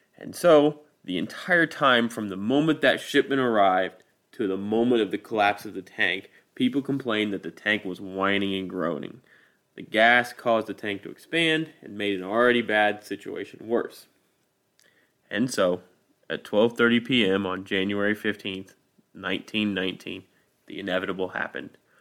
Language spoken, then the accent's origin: English; Midwest, United States; I'm from the Midwest, so we don't really have hurricanes or earthquakes here